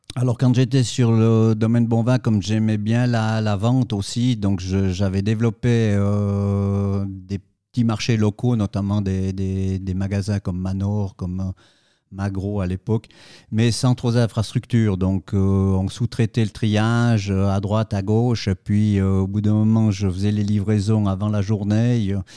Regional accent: Saillon, Valais, Switzerland; je suis originaire de Saillon, en Valais

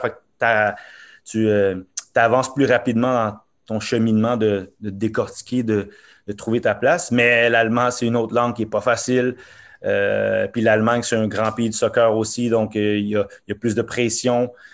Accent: Montreal, Quebec, Canada; born or raised there; also born or lived in Norway

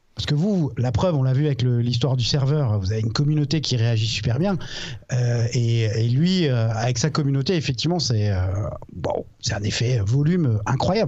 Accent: Alsace, Grand Est, France; à la base je suis alsacien

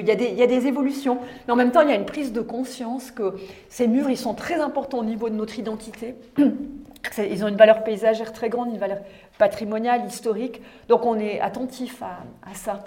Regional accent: Sierre, Valais, Switzerland; also born or lived in Sion / Lausanne; je suis née à Sierre et j'ai grandi à Sierre

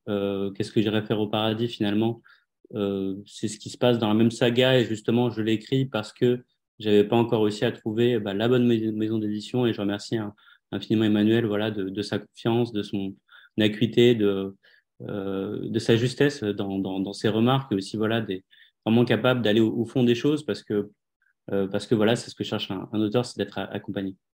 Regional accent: Le Perreux-sur-Marne, Île-de-France, France; je suis né, je suis né en France en 81

